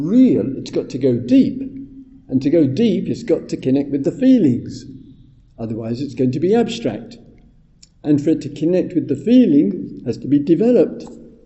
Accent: England, United Kingdom; I'm English

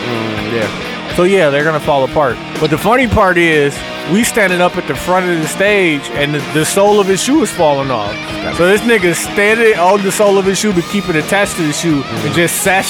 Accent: Côte d’Ivoire; Like Africa. Like what? Like no. I'm from Ivory Coast.

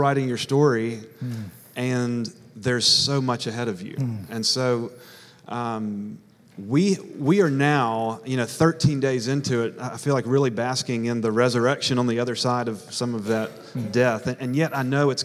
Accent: Hattiesburg, Mississippi, United States; moved away as an adult; I'm from Hattiesburg. I've been there for 34 years. South Mississippi

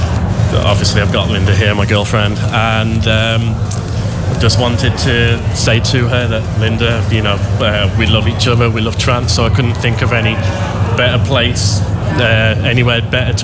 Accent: Birmingham, West Midlands, United Kingdom; We're from the UK, Birmingham in the UK.

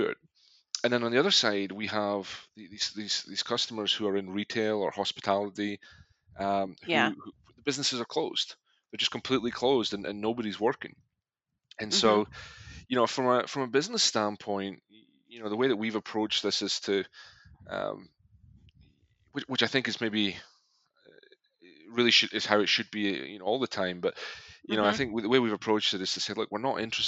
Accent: Scotland, United Kingdom; moved away; I am originally from Scotland

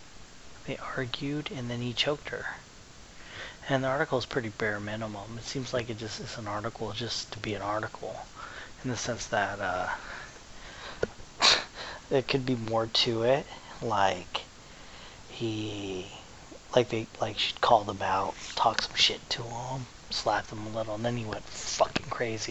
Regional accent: San Diego, California, United States; I am from San Diego

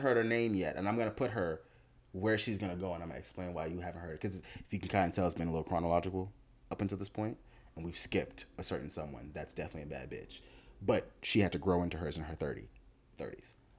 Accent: Miami, Florida, United States; I grew up in Miami

